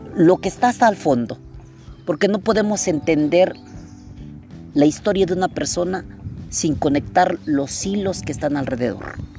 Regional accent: Mexico; Yo amo este país, no porque haya yo nacido acá

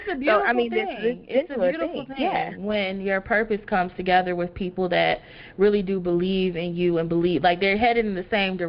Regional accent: Detroit, Michigan, United States; I'm from Detroit.

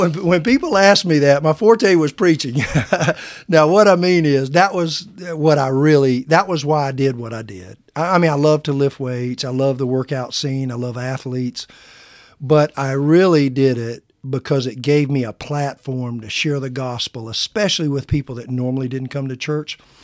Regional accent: Midwest, United States; accent: a little twang; moved away as an adult; now in Oklahoma, United States; where I was from, we called it the Midwest

